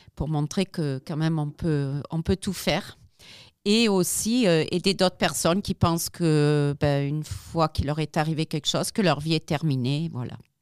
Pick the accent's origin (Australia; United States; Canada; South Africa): South Africa; moved away as an adult; now in France; je n'ai pas grandi ici, j'ai grandi en Afrique du Sud